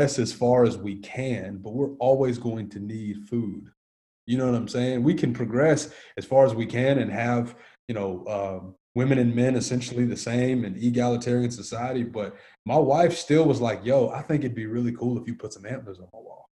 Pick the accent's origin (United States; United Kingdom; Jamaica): United States; Nashville, Tennessee; I grew up in Antioch, Tennessee, which is about 25 minutes south of the actual city